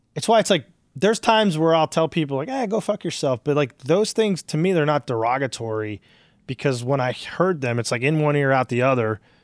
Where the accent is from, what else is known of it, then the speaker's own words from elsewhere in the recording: Newark, New Jersey, United States; we grew up in Irvington, Hillside in Newark, New Jersey.